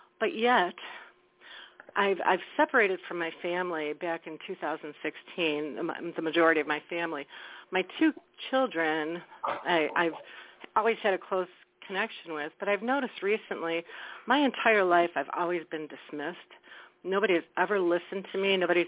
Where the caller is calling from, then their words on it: Wisconsin, United States; Hello, this is … from Wisconsin.